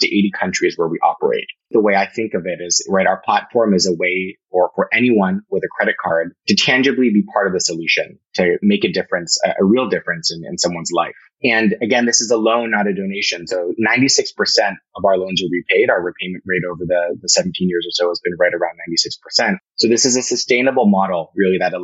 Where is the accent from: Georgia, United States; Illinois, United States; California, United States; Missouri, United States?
California, United States; Berkeley; Grew up in Berkeley, California